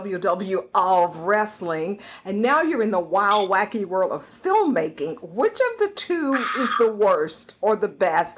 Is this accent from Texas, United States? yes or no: yes; Houston, Texas, United States; I'm originally from Houston